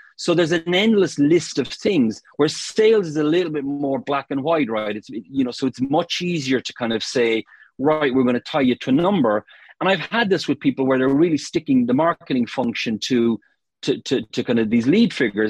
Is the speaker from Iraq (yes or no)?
no; Cork, Munster, Ireland; moved away as an adult; now in United Kingdom; I'm from Cork in Ireland originally